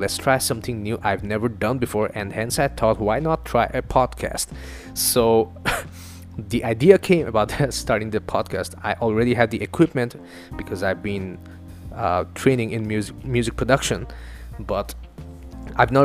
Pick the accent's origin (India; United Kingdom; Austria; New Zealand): India; Northeast India; first language Assamese; English is a second language; English is not my first language. It's not even Hindi. It's from another part of India called Northeast India. And the language is called Assamese